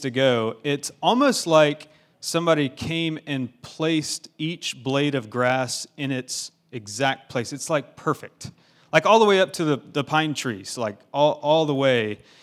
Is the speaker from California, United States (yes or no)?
no; Augusta, Georgia, United States; I'm from Augusta, Georgia